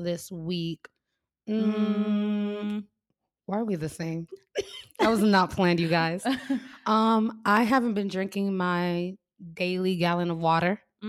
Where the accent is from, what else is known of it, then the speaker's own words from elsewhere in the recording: Miami, Florida, United States; So, because we're both from Miami, we never grew up around the idea of seasons.